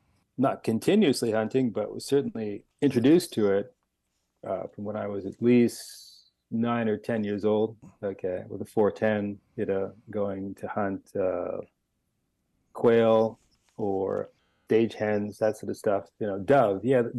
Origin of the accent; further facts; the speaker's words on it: Los Angeles, California, United States; And I come from Los Angeles.